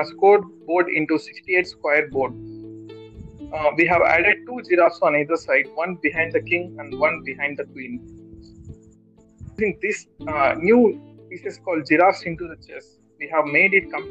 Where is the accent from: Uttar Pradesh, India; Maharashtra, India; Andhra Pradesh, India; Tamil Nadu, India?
Andhra Pradesh, India; Kadapa; also born or lived in Bangalore; I am from Kadapa, Andhra Pradesh